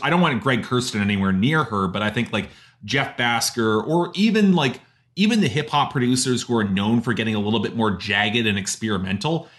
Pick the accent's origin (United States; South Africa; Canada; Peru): Canada; as Canadian